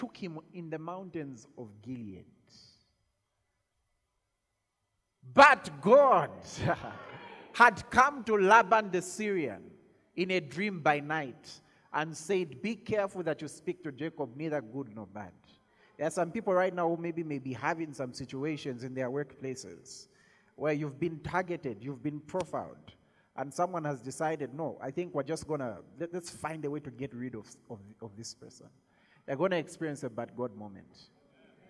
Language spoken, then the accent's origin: English; Zambia